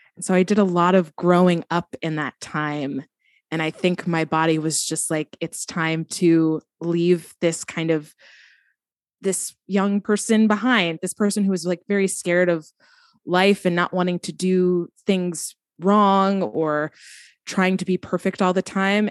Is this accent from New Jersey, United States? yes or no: yes; New Jersey, United States; now in Brooklyn, United States; I am from New Jersey, living in Brooklyn, New York